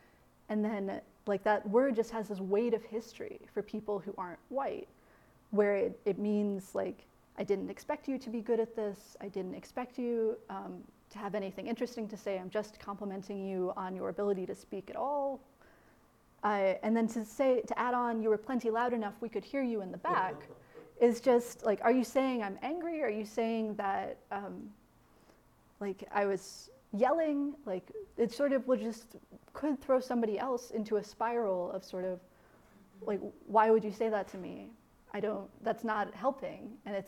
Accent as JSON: {"language": "English", "region": "Midwest", "country": "United States", "said": "Again, I'm from the Midwest. I was like taught to be kind of quiet."}